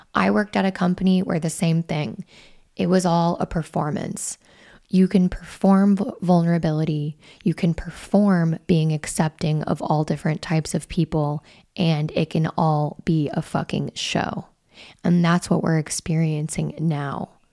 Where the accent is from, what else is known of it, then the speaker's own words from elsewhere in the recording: Wyoming, United States; I'm from Wyoming